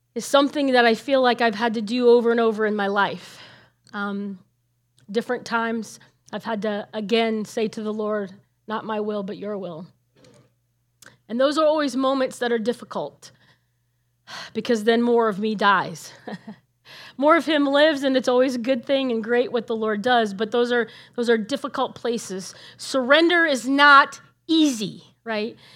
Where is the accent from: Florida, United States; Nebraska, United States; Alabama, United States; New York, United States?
Nebraska, United States; moved away as an adult; also born or lived in Illinois / California; I grew up in Nebraska and I left there because God called me to go to ministry training in Illinois